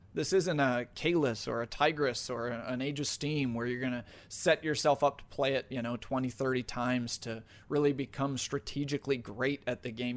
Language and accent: English; New York, United States; my home state of New York